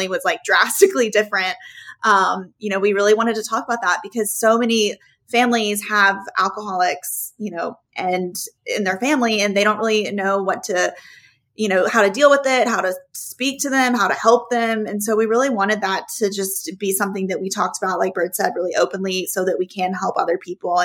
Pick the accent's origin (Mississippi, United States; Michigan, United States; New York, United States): Mississippi, United States; Oxford; we grew up in Oxford, Mississippi.